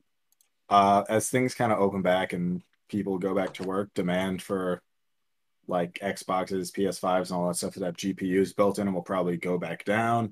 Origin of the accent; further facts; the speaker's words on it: Arizona, United States; moved away; my home state of Arizona